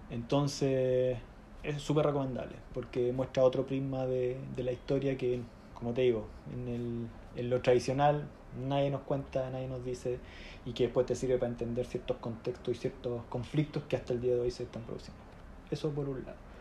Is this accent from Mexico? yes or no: no; Chile; accent: chileno; moved away as an adult; now in London, United Kingdom; estudié en Chile